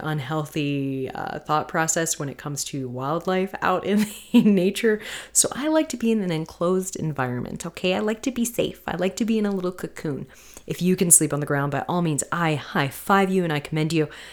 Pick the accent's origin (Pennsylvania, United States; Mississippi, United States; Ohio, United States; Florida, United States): Florida, United States; also born or lived in North Carolina; growing up in Florida and North Carolina